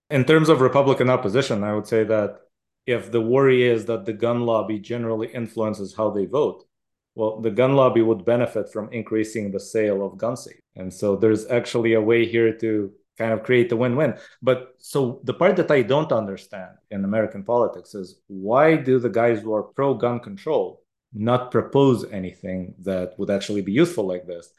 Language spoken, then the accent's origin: English; Israel; moved away; I grew up in Israel, which has a lot of guns